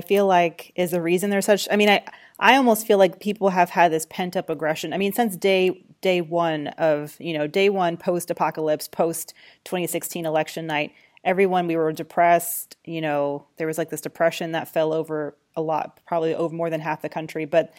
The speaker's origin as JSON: {"language": "English", "region": "Georgia", "country": "United States", "lives_now": "New York, United States", "said": "Listen, I cast my vote in New York, but I'm watching my home state. I still consider Georgia"}